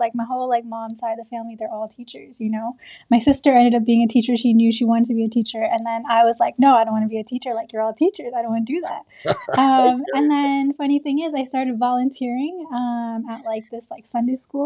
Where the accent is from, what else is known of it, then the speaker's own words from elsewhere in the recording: New York City, New York, United States; also born or lived in Bangladesh / New Jersey; My family and I immigrated when I was 5 to New York City. And we've just been in like the New York, New Jersey area since then